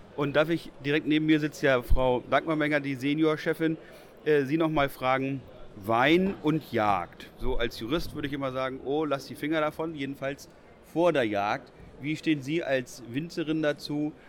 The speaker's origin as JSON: {"language": "German", "region": "Northern Germany", "country": "Germany", "said": "bei uns im Norden"}